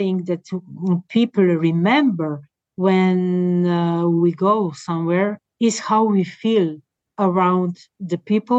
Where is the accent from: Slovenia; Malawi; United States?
Slovenia; I decided to move back to my hometown to be with them, around them.